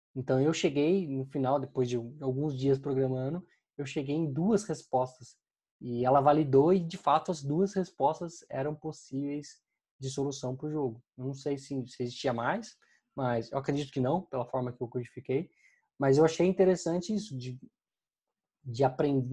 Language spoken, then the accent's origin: Portuguese; Brazil; a gente, como brasileiro